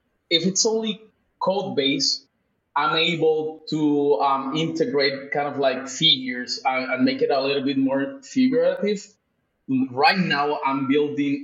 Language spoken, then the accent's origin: English; Puerto Rico; also born or lived in Mexico City, Mexico / Tulum, Mexico; now in Lisbon, Portugal; I was raised in the Caribbean, in Puerto Rico.